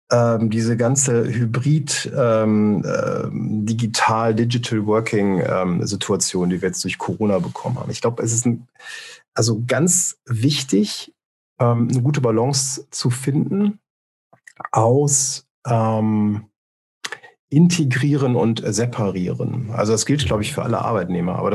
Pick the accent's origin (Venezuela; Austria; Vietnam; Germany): Germany; Rhineland; Also ich bin ja hier, also ich bin ursprünglich aus dem Rheinland, das erklärt das vielleicht ein bisschen nochmal.